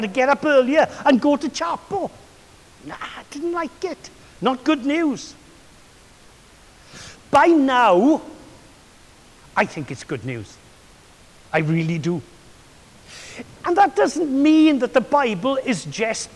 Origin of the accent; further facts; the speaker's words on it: Swansea, Wales, United Kingdom; another character in my hometown